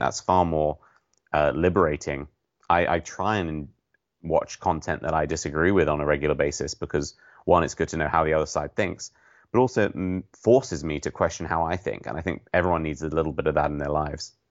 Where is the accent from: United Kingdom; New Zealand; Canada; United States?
United Kingdom; being British